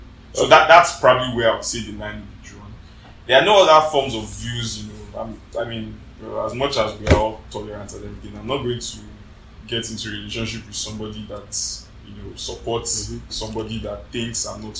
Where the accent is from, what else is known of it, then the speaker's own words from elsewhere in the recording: Lagos, Nigeria; now in Indiana, United States; I want to move back to Lagos